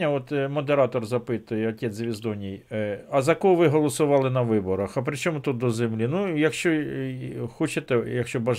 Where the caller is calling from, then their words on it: Kharkiv, Kharkiv Oblast, Ukraine; місто Харків.